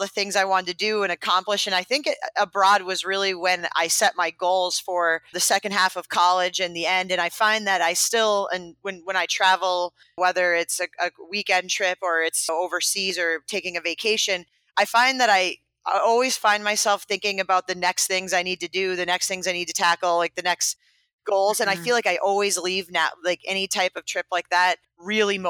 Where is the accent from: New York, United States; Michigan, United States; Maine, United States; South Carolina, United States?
Maine, United States; I'm from Maine. I'm from Maine. I grew up 30 minutes from the LL Bean headquarters